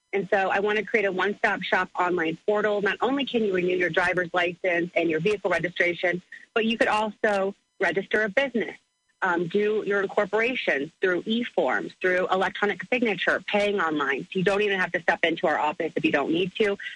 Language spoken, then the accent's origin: English; Granite City, Illinois, United States; I grew up in Granite City.